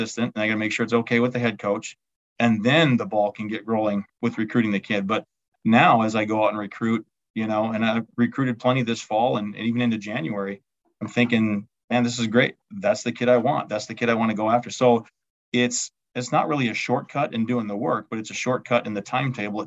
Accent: Albany, Wisconsin, United States; my hometown, Albany, Wisconsin

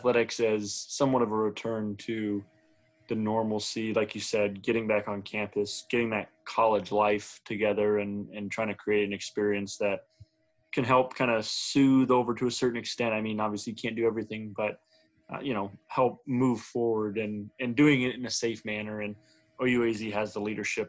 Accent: Arizona, United States; I'm from Arizona.

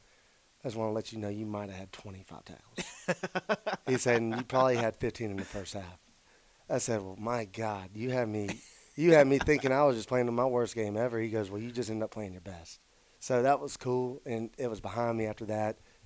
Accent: Mobile, Alabama, United States; at South Alabama in my hometown

